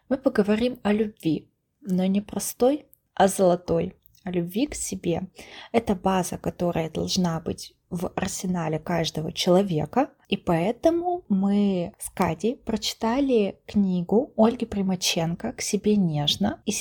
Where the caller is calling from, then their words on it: Saint Petersburg, Russia; я вещаю из Санкт-Петербурга, работаю инженером-конструктором